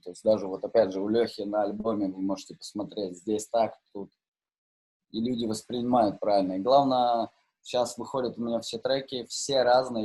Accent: Novosibirsk, Novosibirsk Oblast, Russia; я в свое время играл э, в суперкрутом баре в Новосибирске, да, я из Новосибирска

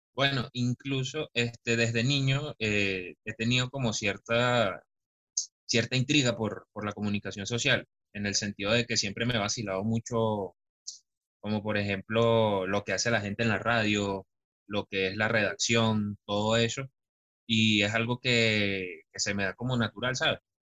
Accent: Caracas, Capital District, Venezuela; yo soy de Caracas, de un bello pueblito que no aparece en el mapa

